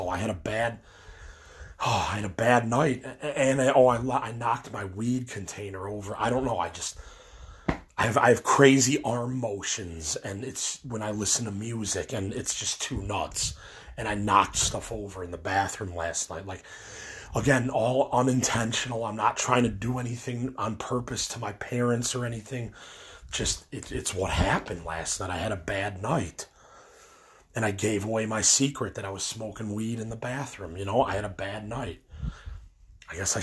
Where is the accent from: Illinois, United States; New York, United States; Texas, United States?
Illinois, United States; we're from Illinois